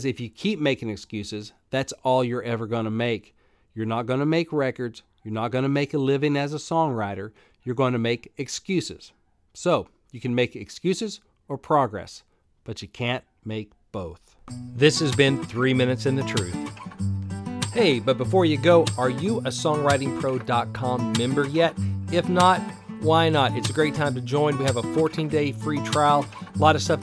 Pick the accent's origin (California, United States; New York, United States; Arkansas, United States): Arkansas, United States; I grew up in Arkansas. I didn't grow up in Tennessee